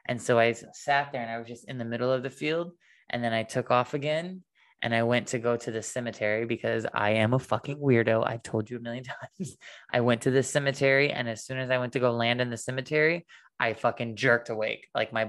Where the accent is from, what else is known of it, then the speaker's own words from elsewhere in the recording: Illinois, United States; my brother and I were in my little small town that I grew up in Illinois. And it was like before we moved to the country house.